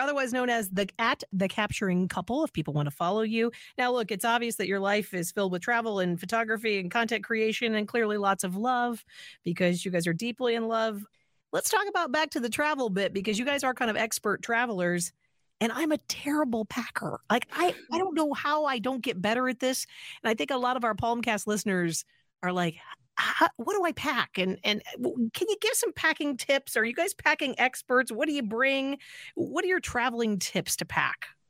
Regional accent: Illinois, United States; moved away; I'm from Illinois originally

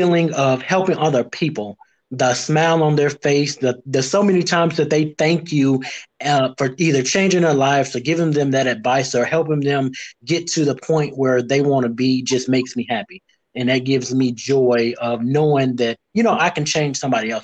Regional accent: Gary, Indiana, United States; now in Nashville, United States; I am originally from Gary, Indiana, born and raised currently in Nashville, Tennessee

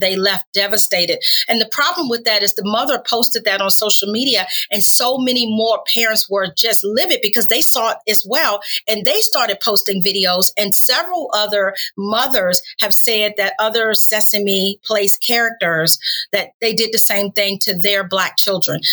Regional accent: North Carolina, United States; also born or lived in Washington, D.C.; now in Tampa Bay, United States; I grew up in North Carolina, but my parents moved to Washington, D.C., so I lived there for about 30 years as well.

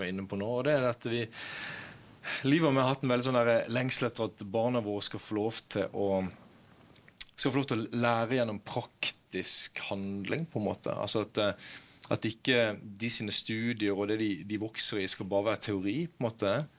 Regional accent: Kristiansand, Agder, Norway; now in Bergen, Norway; jeg kom fra Kristiansand opprinnelig. Ja. Nå bor jeg her i, i Bergen

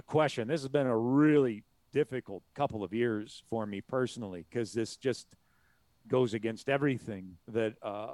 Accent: Southern Illinois, United States; we grew up in Southern Illinois, which was St. Louis Cardinals territory

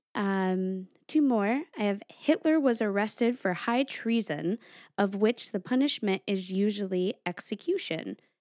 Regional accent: Stratford, Connecticut, United States; I grew up in Stratford, Connecticut

